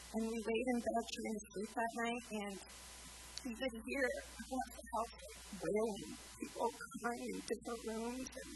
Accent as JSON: {"language": "English", "town": "Sioux Falls", "region": "South Dakota", "country": "United States", "said": "we're from Sioux Falls."}